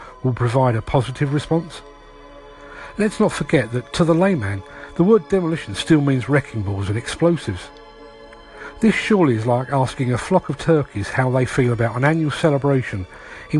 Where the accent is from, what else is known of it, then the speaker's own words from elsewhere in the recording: London, United Kingdom; I grew up in London